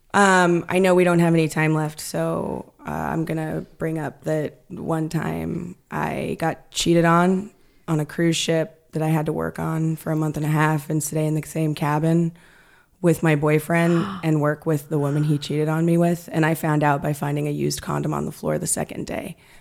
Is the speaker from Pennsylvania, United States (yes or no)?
no; Stockton, California, United States; moved away; also born or lived in Chicago; I grew up in Stockton